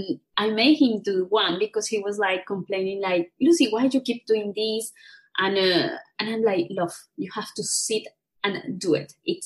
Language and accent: English; Colombia; English is a second language; moved away as an adult; also born or lived in Australia; I'm originally from Colombia, but in 2008, I moved to Australia to study English because I need English for my profession back home.